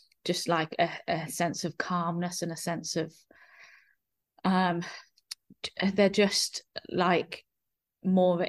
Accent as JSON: {"language": "English", "region": "England", "country": "United Kingdom", "moved": "yes", "lives_now": "New Zealand", "said": "I consider New Zealand my home, but I'm from England"}